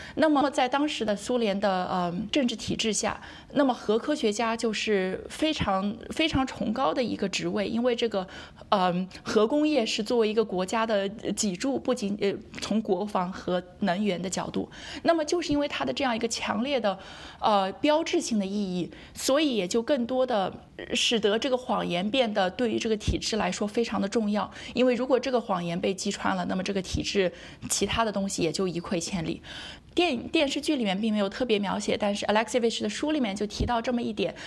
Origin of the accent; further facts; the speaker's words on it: Hefei, Anhui, China; moved away as an adult; also born or lived in Chicago, United States; now in Ithaca, United States; 我从小在，在中国科大校园长大，然后后来我也是在中国科大读的本科，读的就是核，核与粒子物理专业